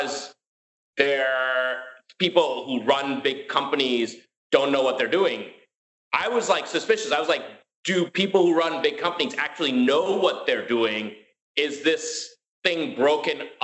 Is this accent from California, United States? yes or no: no; New York City, New York, United States; also born or lived in India; I grew up in Queens and this is in like David Dinkins, New York